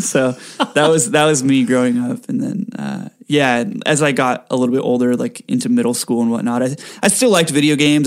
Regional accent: Rancho Santa Margarita, California, United States; also born or lived in Mission Viejo, California; now in Los Angeles, United States; I lived in Rancho Santa Margarita for most of my life.

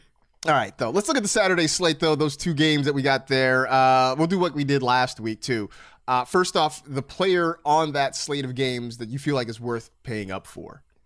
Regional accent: Bay Area, California, United States; now in Los Angeles, United States; I grew up in the Bay Area where it gets, it gets cold

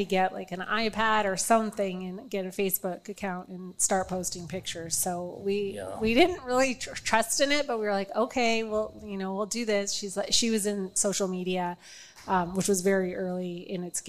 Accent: Canada; now in Omaha, United States; growing up in Canada in high school, I worked at a Euro shop during lunch and after school.

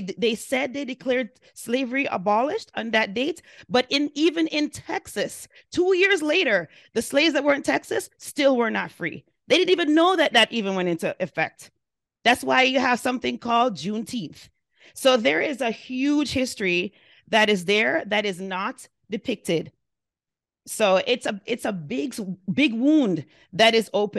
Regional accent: Jamaica; now in United States; I'm an immigrant as well. I lived in a very different country than the United States, and I lived in the United States for 37 years. I identify myself as Jamaican because that's who I am.

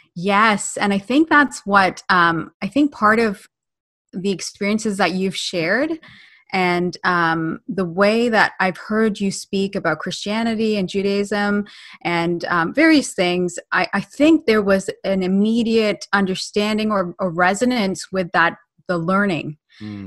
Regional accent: Ontario, Canada; also born or lived in United Kingdom; I was born in the UK. Uh, I moved here when I was uh, nine years old. Um, I've grown up in Canada

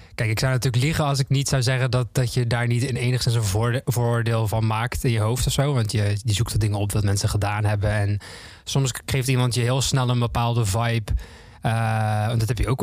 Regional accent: Zeelandic Flanders, Netherlands; ik, woon, eh, ik kom uit Zuid-Vlaanderen, dus dat was dicht bij de grens

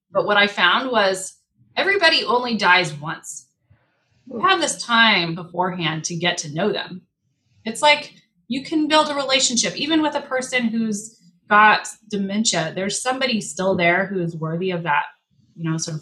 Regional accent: Spokane, Washington, United States; also born or lived in Michigan; I grew up in Spokane, big Catholic family, went to Gonzaga

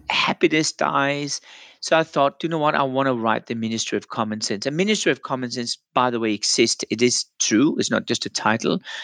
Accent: Denmark; moved away; I'm from Denmark originally

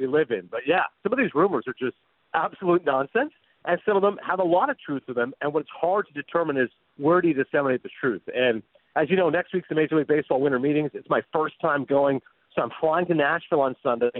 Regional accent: Canada; now in New Jersey, United States; I'm very proud of the fact I'm Canadian.

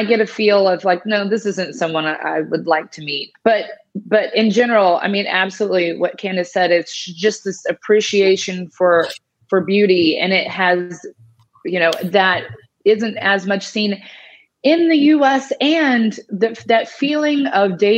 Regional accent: United States; moved away

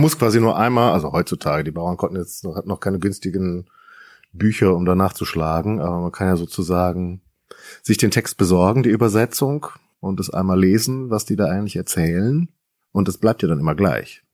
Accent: North Rhine-Westphalia, Germany; now in Berlin-Brandenburg, Germany; ich komme ja ursprünglich aus Westfalen

